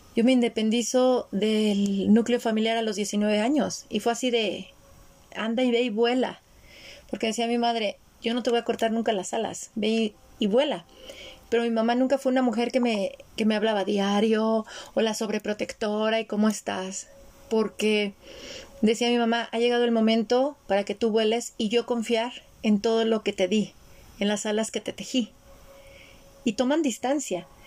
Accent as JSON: {"language": "Spanish", "country": "Mexico", "tie": "born or raised there", "said": "yo nací en México, soy la primer mezcla dentro de mi árbol, del lado de mi mamá, entre los países europeos y México"}